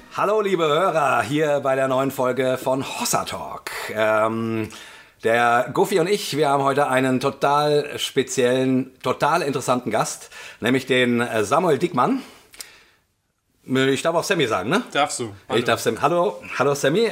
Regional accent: Langen, Hesse, Germany; moved away; ich bin ja in Langen aufgewachsen

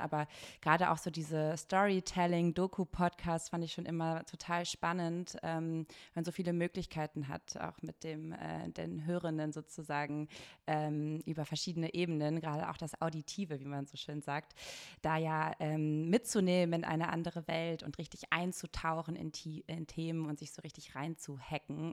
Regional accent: Bielefeld, North Rhine-Westphalia, Germany; moved away as an adult; now in Hamburg, Germany; ich bin aus Bielefeld

